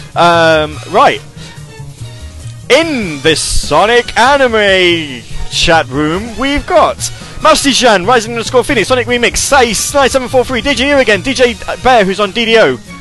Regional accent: United Kingdom; accent: British; I'm a British guy

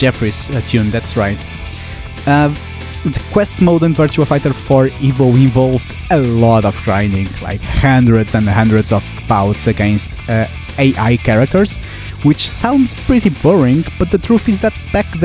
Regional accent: Portugal; the small towns closest to my hometown in Portugal

